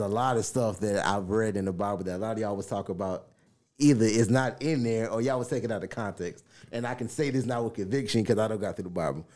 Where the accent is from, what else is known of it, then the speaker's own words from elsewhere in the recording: the South, United States; I'm from the South.